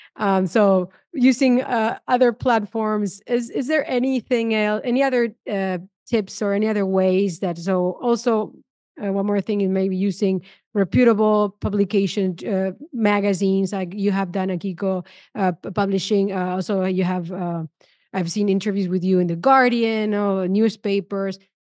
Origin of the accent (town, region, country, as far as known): Argentina; moved away